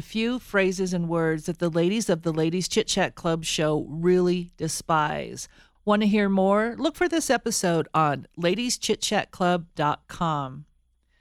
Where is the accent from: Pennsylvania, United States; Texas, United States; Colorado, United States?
Colorado, United States; I'm actually a native of Colorado